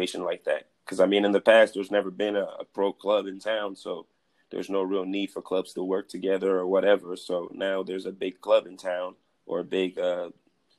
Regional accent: Cameroon; moved away; I'm from Cameroon

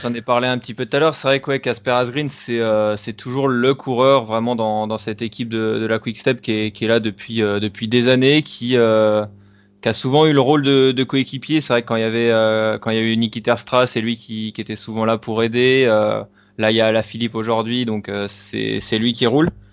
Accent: France; en tant que Français

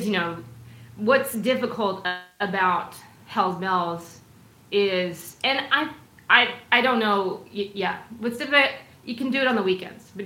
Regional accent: Seattle, Washington, United States; moved away as an adult; now in Austin, United States; I'm from Seattle area.

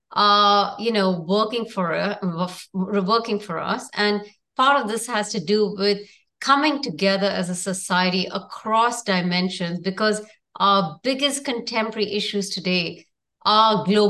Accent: India; moved away as an adult; also born or lived in New York / San Francisco; I come from India

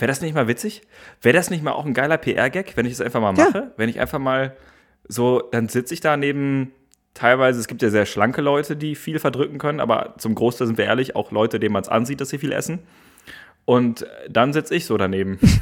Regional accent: Gevelsberg, North Rhine-Westphalia, Germany; now in Berlin, Germany; in meiner Heimat Gebelsberg

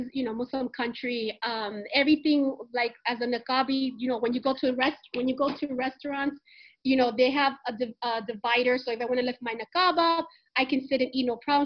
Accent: Dominican Republic; also born or lived in United States; now in Riyadh, Saudi Arabia; going to Dominican Republic, my home country

